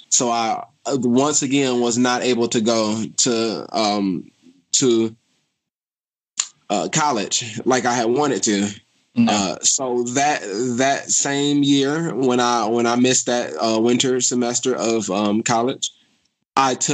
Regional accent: Detroit, Michigan, United States; It was tough growing up in Detroit, but um, but I think uh, my life's experiences made me stronger, and I think that it brought me to where I am today.

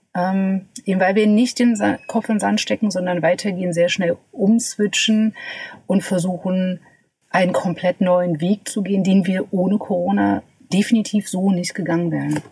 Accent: Magdeburg, Saxony-Anhalt, Germany; moved away as an adult; also born or lived in Berlin; ich komme aus Magdeburg, genau wie du. Wir sind tatsächlich zusammen zur Schule gegangen

